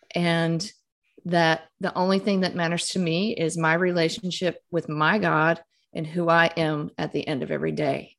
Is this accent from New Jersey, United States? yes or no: no; Mississippi, United States; moved away as an adult; I grew up in Mississippi, I grew up Catholic